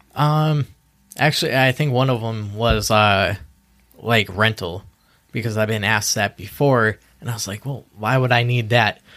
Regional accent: Easthampton, Massachusetts, United States; I'm born and raised in East Hampton.

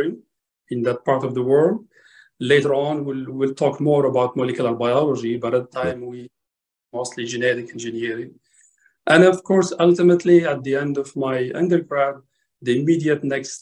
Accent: Morocco; moved away as an adult; also born or lived in France / United States; now in Saudi Arabia; Morocco, my home country

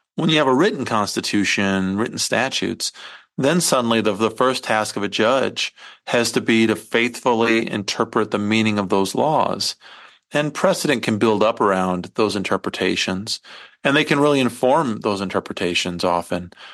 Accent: Iowa, United States; I come from Iowa, although I didn't grow up on a farm

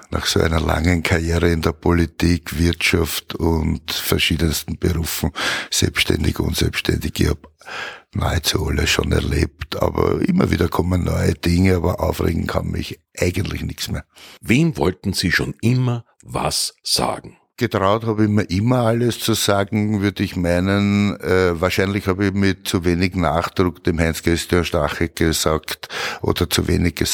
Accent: Vienna, Austria; Bin in Wien geboren, wohne in Wien, wie immer in meinem Heimatbezirk Wien-Donaustadt

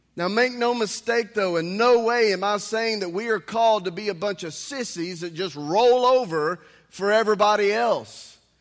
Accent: United States; also born or lived in Texas; as an American

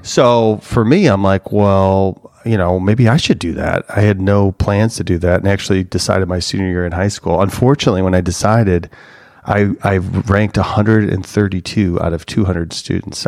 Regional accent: Cary, Illinois, United States; I grew up in Chicagoland, Northwest suburbs

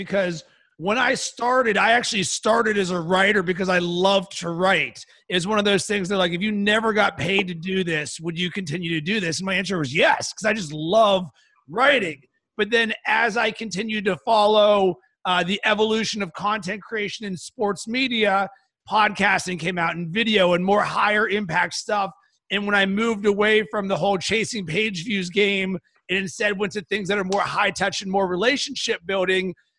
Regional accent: Pittsburgh, Pennsylvania, United States; I'm from Pittsburgh, so I'm a big Pittsburgh sports fan

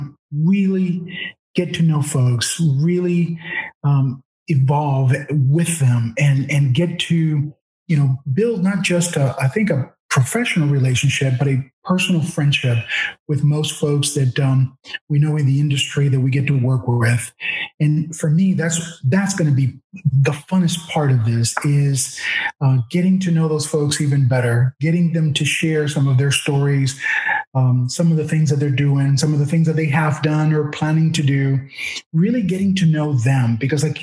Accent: Miami, Florida, United States; also born or lived in Havana, Cuba / Madrid, Spain; So we grew up in Miami, went to junior high and high school in Miami

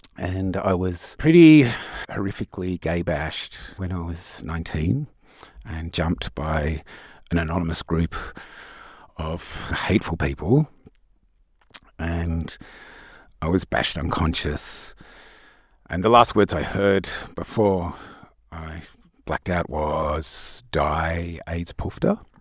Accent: Tasmania, Australia; now in Sydney, Australia; I grew up in Tasmania

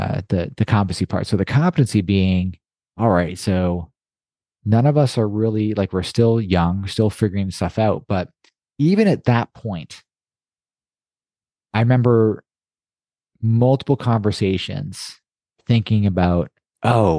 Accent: Toronto, Ontario, Canada; When I was young, I grew up in Toronto

